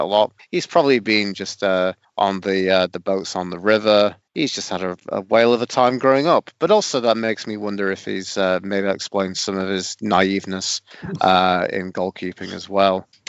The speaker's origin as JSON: {"language": "English", "town": "Sheffield", "region": "Yorkshire and the Humber", "country": "United Kingdom", "tie": "born or raised there", "said": "on the kind of south end of Sheffield where I grew up around Suits"}